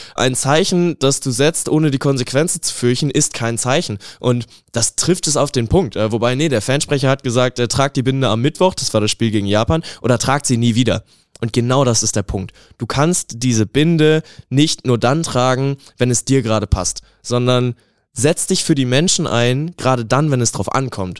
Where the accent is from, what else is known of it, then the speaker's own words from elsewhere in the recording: Germany; ich nehme als Deutscher auch meine Werte